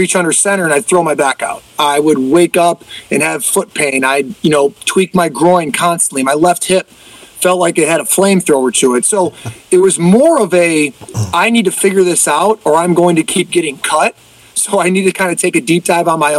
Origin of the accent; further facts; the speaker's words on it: Cleveland, Ohio, United States; moved away as an adult; also born or lived in Iowa; born and raised in Cleveland